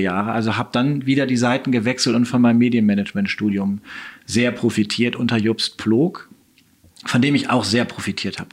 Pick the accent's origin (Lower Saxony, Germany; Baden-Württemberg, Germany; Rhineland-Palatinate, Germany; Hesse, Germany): Lower Saxony, Germany; Oldenburg; Schülerzeitung zu machen ähm, in Oldenburg, schon an der Orientierungsstufe, in der fünften Klasse